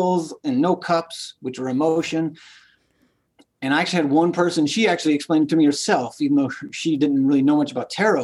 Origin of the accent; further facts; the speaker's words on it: Louisiana, United States; growing up in Louisiana, Catholic